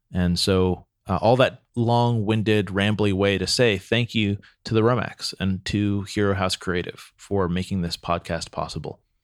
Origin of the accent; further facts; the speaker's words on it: Santa Cruz, California, United States; I grew up in Santa Cruz, which is a pretty free spirited town